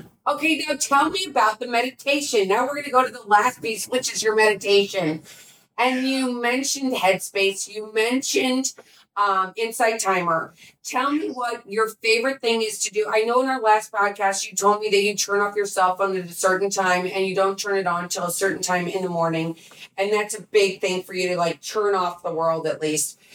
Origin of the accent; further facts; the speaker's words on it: St. Louis, Missouri, United States; my hometown is St. Louis, to be honest with you. That's where I grew up.